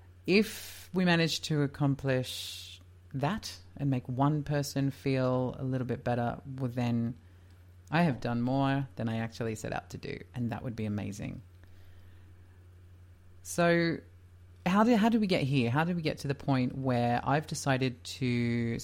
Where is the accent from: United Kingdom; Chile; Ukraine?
United Kingdom; Leicester, East Midlands; I was born in Leicester, England in August of 1985.